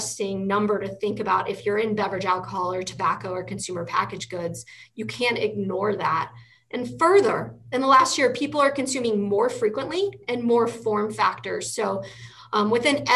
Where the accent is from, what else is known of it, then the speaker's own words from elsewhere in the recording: Indiana, United States; now in Colorado, United States; I'm from Indiana